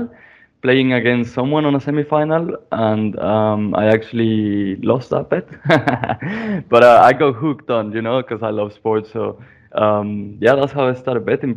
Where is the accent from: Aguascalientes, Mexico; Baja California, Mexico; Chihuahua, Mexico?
Aguascalientes, Mexico; moved away as an adult; also born or lived in Mexico City / New Zealand / United States / United Kingdom; I'm from Mexico. I was born in Mexico City, and I was raised in a city called Aguascalientes